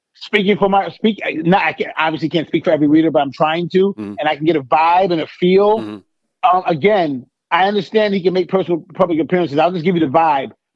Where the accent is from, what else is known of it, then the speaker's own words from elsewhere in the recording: New York, United States; now in Atlanta, United States; I'm from New York